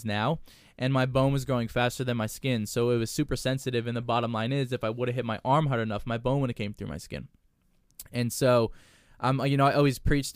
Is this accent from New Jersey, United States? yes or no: yes; New Jersey, United States; moved away; growing up in Jersey